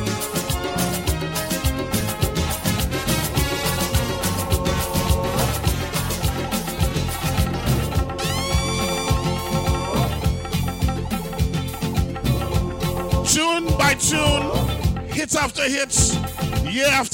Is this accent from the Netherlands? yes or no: no; Trinidad & Tobago; I'm from Trinidad